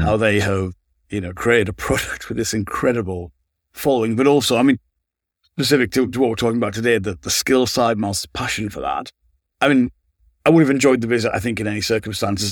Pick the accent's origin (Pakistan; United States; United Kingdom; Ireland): United Kingdom; Sunderland, North East England; moved away as an adult; also born or lived in Manchester; I grew up in Sunderland